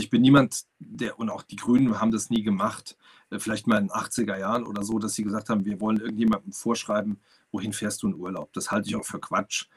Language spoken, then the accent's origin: German; Saarland, Germany; ich komme aus dem Saarland